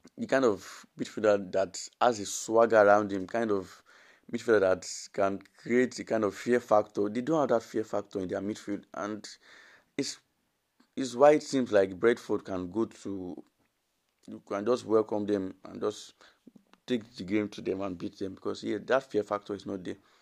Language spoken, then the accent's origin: English; Nigeria; as a Nigerian